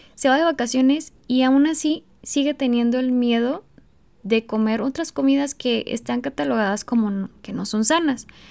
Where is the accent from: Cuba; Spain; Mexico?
Mexico; en México, por ejemplo, en mi país